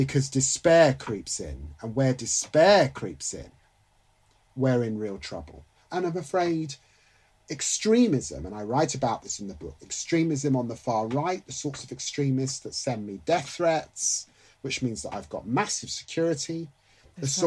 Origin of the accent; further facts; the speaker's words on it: London, United Kingdom; also born or lived in Middle England; I'm a Londoner